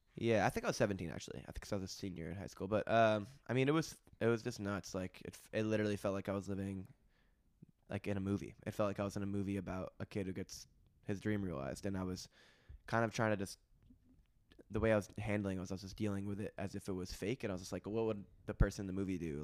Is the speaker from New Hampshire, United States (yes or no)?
yes; Hanover, New Hampshire, United States; also born or lived in Stratford, Vermont; I grew up in Stratford, Vermont, in Hanover, New Hampshire.